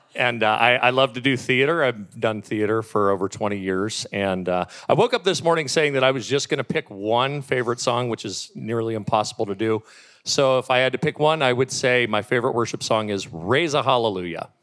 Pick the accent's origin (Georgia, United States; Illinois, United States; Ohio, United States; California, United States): Ohio, United States; Warren; born and raised in Warren, Ohio